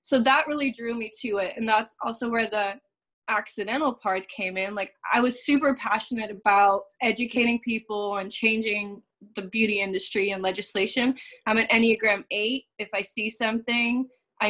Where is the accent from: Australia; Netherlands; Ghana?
Netherlands; moved away as an adult; now in Nashville, United States; I'm originally from the Netherlands. I've only been in the U.S. for, I think, 7 years now